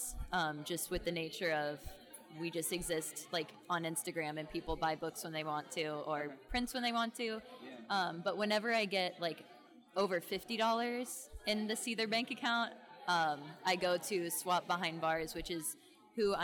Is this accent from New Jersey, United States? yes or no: no; Southwest Florida, United States; moved away as an adult; also born or lived in Tallahassee, Florida; now in North Carolina, United States; I'm from Southwest Florida. I've lived in Florida my whole life up until like 7 months ago.